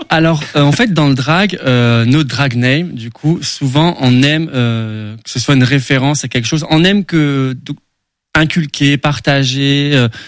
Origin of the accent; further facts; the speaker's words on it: Sedan, Grand Est, France; Je suis né à Sedan.